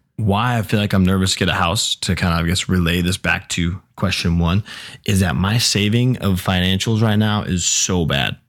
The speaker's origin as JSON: {"language": "English", "town": "Newbury Park", "region": "California", "country": "United States", "tie": "born or raised there"}